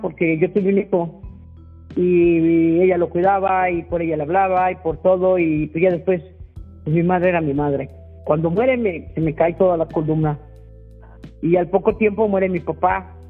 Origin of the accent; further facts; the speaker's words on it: Mexico City, Mexico; Yo nací en el Peñón de los Baños, en un cuartito de 4x4 vivíamos en una vecindad